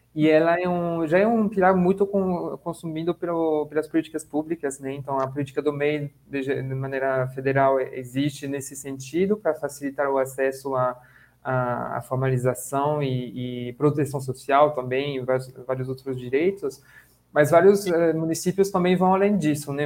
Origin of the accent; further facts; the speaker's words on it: France; now in Brazil; eu sou francês